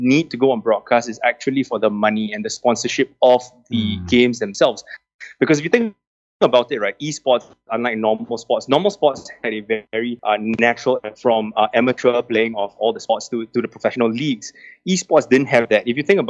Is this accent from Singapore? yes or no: yes; Singapore; I am Singaporean through and through, born and bred, very proudly so.